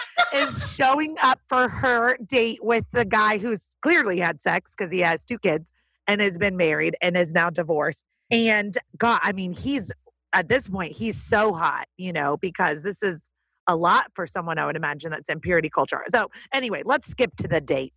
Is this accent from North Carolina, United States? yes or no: yes; North Carolina, United States; I grew up in North Carolina in the Bible Belt